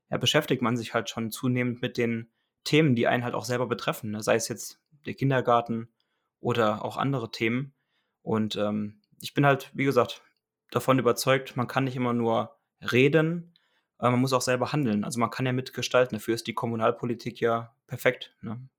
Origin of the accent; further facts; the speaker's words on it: Kassel, Hesse, Germany; Ich komme aus der Region Kassel.